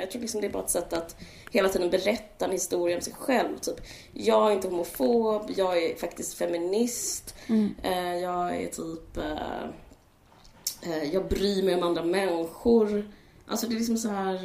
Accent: Stockholm, Stockholm County, Sweden; vi växte upp i Akalla, mina brorsor i Bergshamra

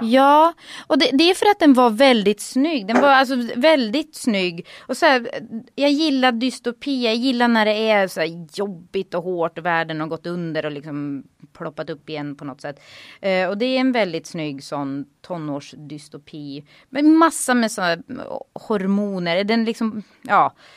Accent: Gävle, Gävleborg County, Sweden; moved away; also born or lived in Sandviken; jag är inte född där, född i Sandviken, men eh, uppvuxen ändå i Gävle

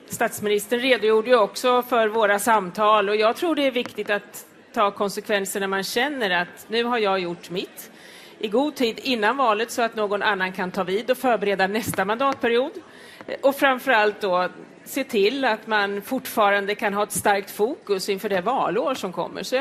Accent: Östergötland, Sweden; Jag kommer från Östergötland och har en plats i riksdagen.

